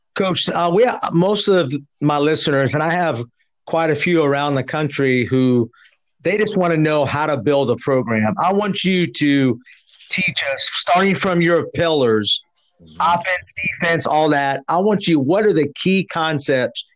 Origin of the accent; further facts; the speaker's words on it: San Jose, California, United States; I'm actually from San Jose.